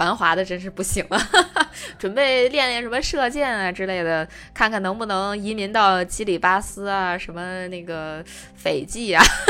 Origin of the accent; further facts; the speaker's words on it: China; 真的是我们中国人都有机会站上这个，感觉是奥运会。